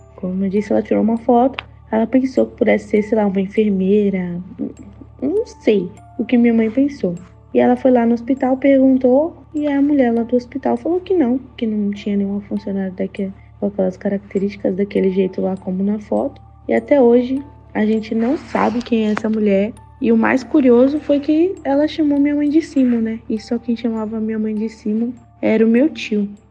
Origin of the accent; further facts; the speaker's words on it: Baixada Santista, São Paulo, Brazil; eu sou da Baixada Santista de São Paulo